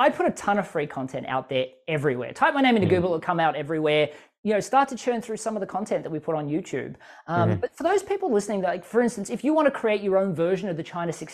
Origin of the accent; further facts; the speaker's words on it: Australia; as an Australian, I can speak kind of quickly